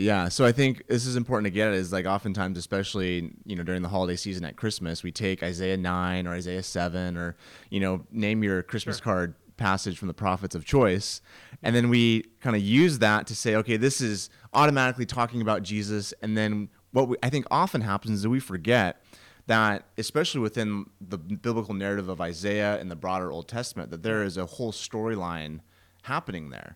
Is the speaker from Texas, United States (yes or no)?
no; Washington, United States; I'm from Washington in the Cascade Mountains